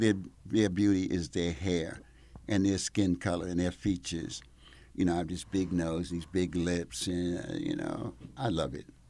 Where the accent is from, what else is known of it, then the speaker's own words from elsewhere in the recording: Mount Vernon, New York, United States; moved away as an adult; now in Italy; I grew up in Mount Vernon, New York. So on the other side of the Bronx